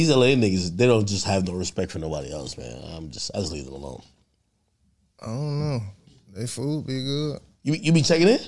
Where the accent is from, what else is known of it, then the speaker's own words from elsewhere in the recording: Jamaica; born there; also born or lived in New Jersey; hey, where you from? I was born in Jamaica. I, I, was in Jersey.